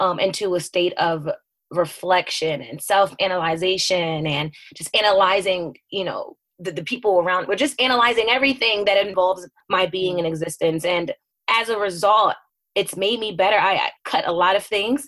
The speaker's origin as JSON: {"language": "English", "country": "United States", "tie": "born or raised there", "also_born_or_lived": "New Jersey / Philadelphia, Pennsylvania", "moved": "yes", "lives_now": "Delaware, United States", "said": "I grew up in New Jersey and Philadelphia, and that's where my family is"}